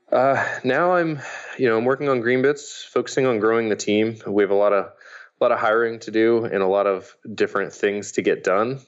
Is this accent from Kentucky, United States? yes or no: no; Indiana, United States; my dad had one of the early computers growing up in Indiana